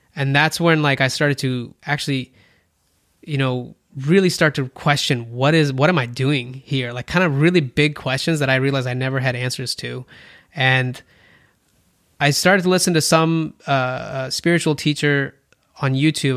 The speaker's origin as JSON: {"language": "English", "country": "India", "moved": "yes", "said": "I'm Indian."}